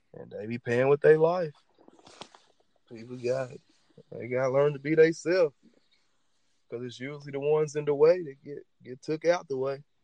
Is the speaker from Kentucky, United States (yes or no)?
yes; Louisville, Kentucky, United States; That's where that's where I'm from, the West End of Louisville